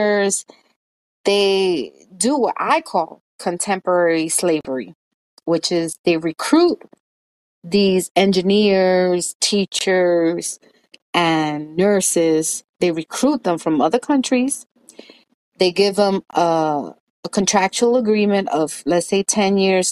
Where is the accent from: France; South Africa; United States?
United States; New York City, New York; I grew up in Washington Heights